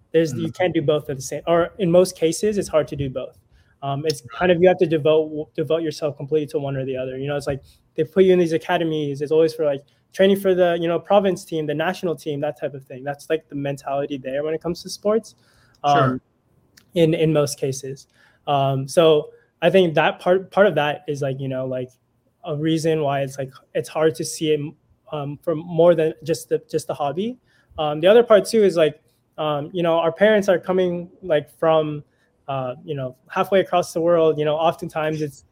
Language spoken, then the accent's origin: English; Cupertino, California, United States; also born or lived in Orange County, California; I grew up in Cupertino, like near San Jose